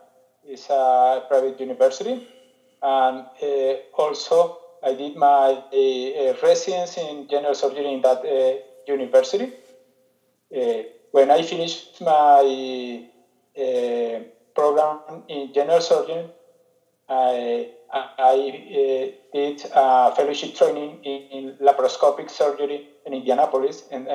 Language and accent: English; Bogota, Colombia; I'm from Bogota, Colombia